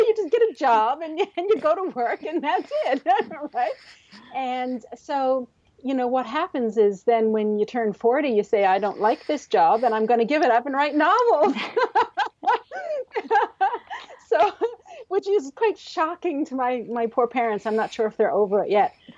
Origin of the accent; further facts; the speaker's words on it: Canada; also born or lived in Newfoundland and Labrador; I'm a Canadian author living in the, in the province of Newfoundland and Labrador